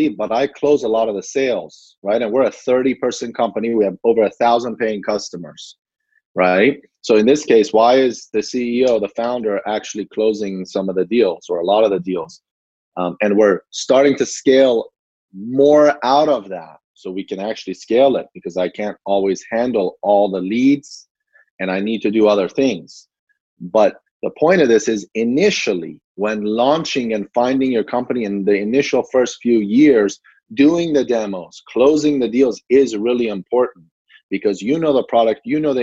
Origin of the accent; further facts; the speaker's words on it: Gaithersburg, Maryland, United States; also born or lived in Iran; I grew up in Gaithersburg, Maryland, not too far from DC